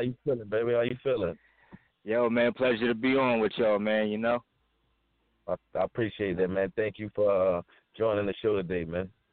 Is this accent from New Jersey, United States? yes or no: yes; Willingboro, New Jersey, United States; moved away as an adult; also born or lived in Camden, New Jersey; now in Philadelphia, United States; originally from Willingboro, uh, New Jersey, South Jersey, Camden area, on and off